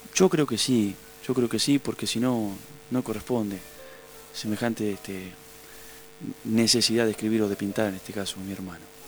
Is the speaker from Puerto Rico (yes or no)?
no; Urdampilleta, Buenos Aires Province, Argentina; moved away; also born or lived in Neuquén; eso es mi pueblo